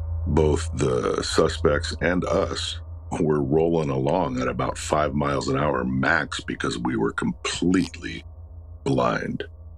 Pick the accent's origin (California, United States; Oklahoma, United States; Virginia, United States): California, United States; Los Angeles; I was born and raised in Los Angeles. And it's not known for heavy fog